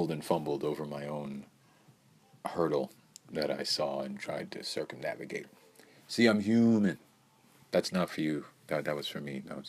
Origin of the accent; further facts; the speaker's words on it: United States; I'm not Canadian, I'm American